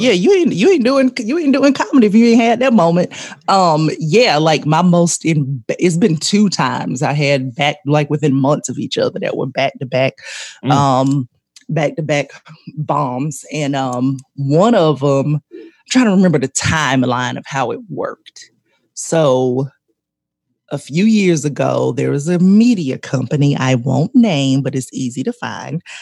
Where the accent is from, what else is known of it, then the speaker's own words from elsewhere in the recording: Columbus, Georgia, United States; also born or lived in Atlanta, Georgia; I grew up in Columbus, but I uh, Columbus, Georgia